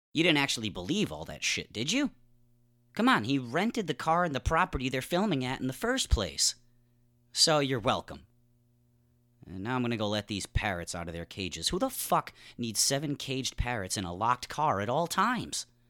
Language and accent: English; New England, United States; I grew up in New England